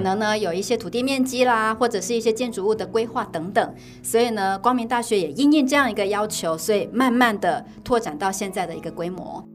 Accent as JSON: {"language": "Chinese", "country": "Taiwan", "said": "我们又是台湾人，老实说我们的英文真的不是很好"}